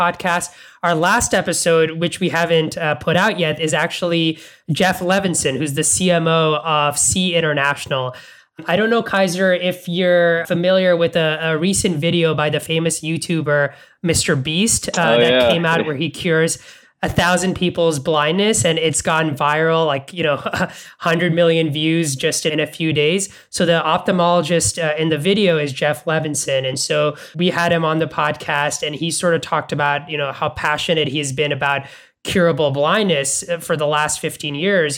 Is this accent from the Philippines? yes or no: no; Dhaka, Dhaka Division, Bangladesh; moved away; I grew up in Dhaka in Bangladesh